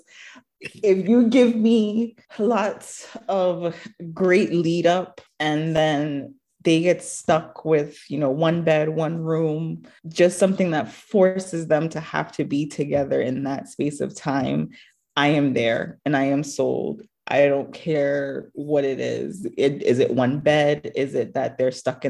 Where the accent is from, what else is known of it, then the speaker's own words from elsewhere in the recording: Jamaica; moved away as an adult; now in United States; growing up in Jamaica